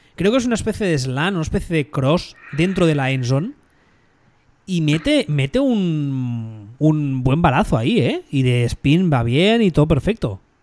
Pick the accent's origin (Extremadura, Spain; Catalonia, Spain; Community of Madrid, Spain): Catalonia, Spain; Barcelona; yo me crié en los 80 en Barcelona